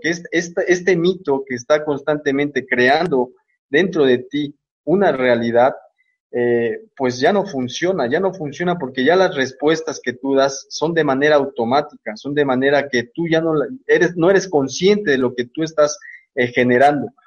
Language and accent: Spanish; Mexico; now in Uruapan, Mexico; soy de México, estoy aquí en Uruapan, Michoacán